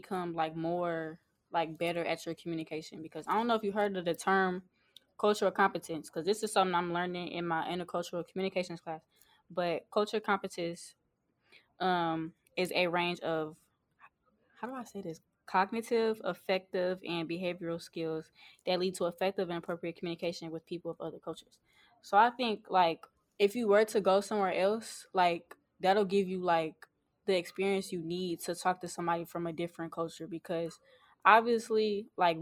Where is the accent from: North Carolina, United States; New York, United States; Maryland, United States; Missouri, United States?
Missouri, United States; St. Louis; We're from St. Louis